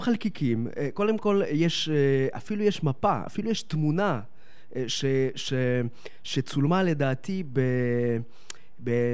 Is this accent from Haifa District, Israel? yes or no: no; Netanya, Central District, Israel; also born or lived in Donetsk, Ukraine (Soviet Union); הגעתי לארץ